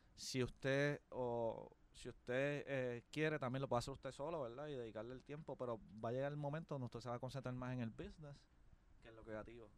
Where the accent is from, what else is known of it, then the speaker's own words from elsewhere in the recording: Caguas, Puerto Rico; Soy de la gran nación de Caguas, un pueblo al sur de San Juan